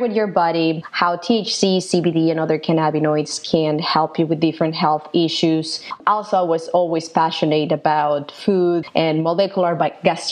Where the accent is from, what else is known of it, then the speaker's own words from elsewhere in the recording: Guadalajara, Jalisco, Mexico; moved away; I'm originally from Mexico, from Guadalajara, Mexico